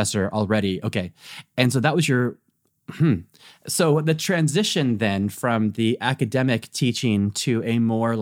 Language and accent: English; United States; moved away as an adult; now in Europe; I am an American living in Europe